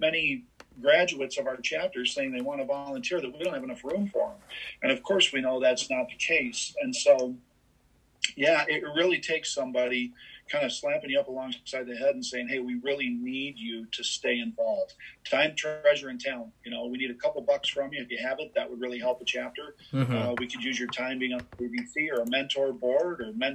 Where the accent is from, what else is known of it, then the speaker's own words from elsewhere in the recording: Dubuque, Iowa, United States; my hometown of Dubuque